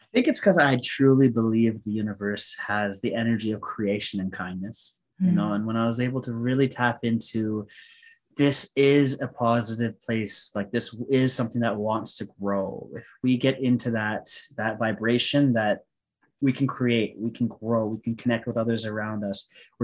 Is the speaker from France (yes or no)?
no; India; I'm Sikh Punjabi, I'm Indian.